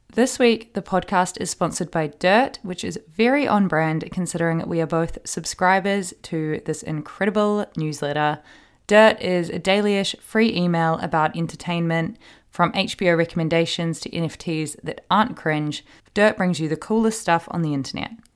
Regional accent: Hawke's Bay, New Zealand; I'm from Hawke's Bay

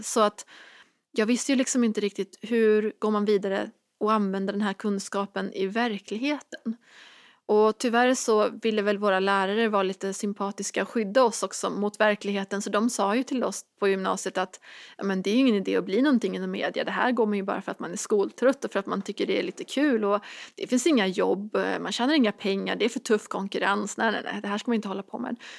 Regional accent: Dalsland, Västra Götaland, Sweden; moved away; hemma i den här lilla hålan i Dalsland där jag växte upp

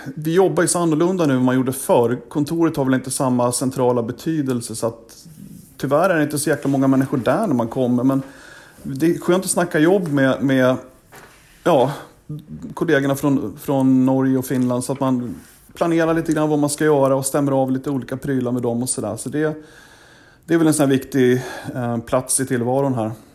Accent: Sweden; moved away as an adult; also born or lived in Gävle; now in Washington, United States; när jag var hemma i Sverige

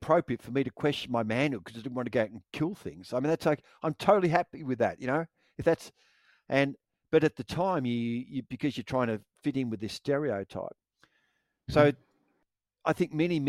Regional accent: Victoria, Australia; When I was growing up in Victoria, my dad would take me and my two brothers

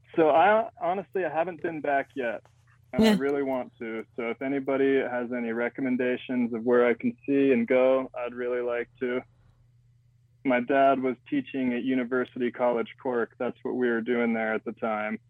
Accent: Utah, United States; Growing up in Utah is pretty wild

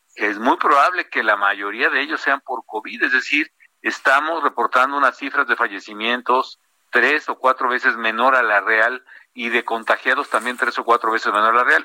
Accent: Morelia, Michoacán, Mexico; also born or lived in Cambridge, United States; en Morelia, en mi tierra

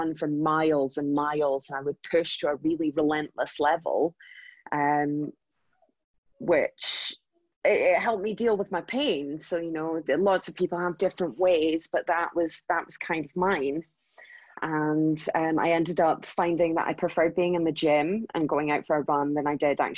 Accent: Aberdeen, Scotland, United Kingdom; moved away as an adult; also born or lived in London; I moved from London, so working in the financial district in London, back up to sunny Aberdeen.

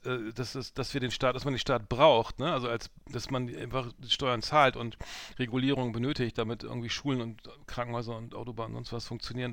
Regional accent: Germany; die man so gar nicht kennt als Europäer oder so als Deutscher

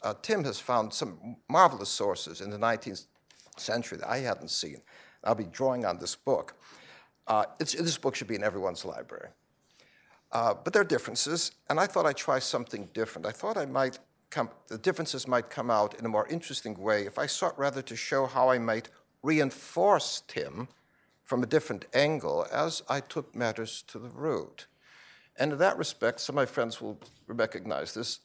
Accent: Chicago, Illinois, United States; my hometown of Chicago

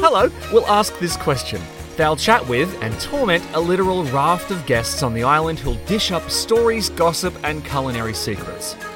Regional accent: New South Wales, Australia; I'm from New South Wales

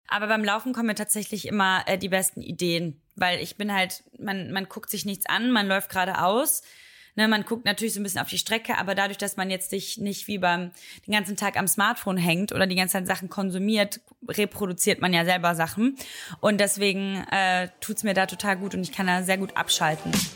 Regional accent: Oberhausen, North Rhine-Westphalia, Germany; so heißt das bei uns in Oberhausen

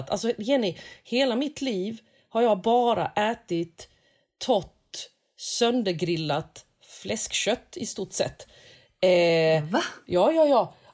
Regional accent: South Korea; now in Sweden

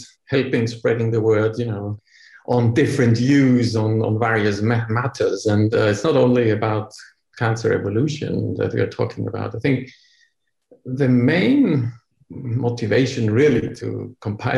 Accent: Austria; moved away; also born or lived in Vienna; I come from Austria, where when in the days I have studied biology and medicine back then in Austria, 25 years ago now

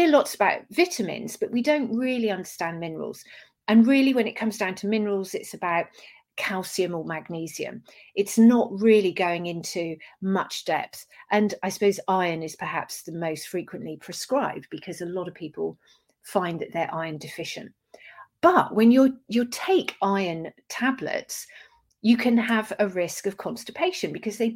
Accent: Dorset, South West England, United Kingdom; I grew up in Dorset

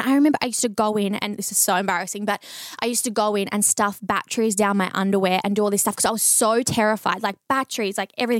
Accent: Bendigo, Victoria, Australia; And then near where I grew up in Bendigo, there was another psychologist that I started going

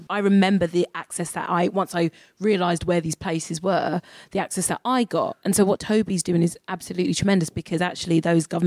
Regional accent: London, United Kingdom; I'm from South East London.

